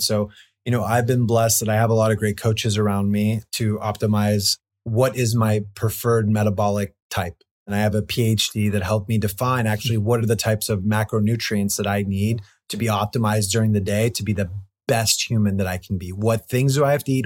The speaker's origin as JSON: {"language": "English", "town": "Los Angeles", "region": "California", "country": "United States", "tie": "born or raised there", "said": "growing up in Los Angeles"}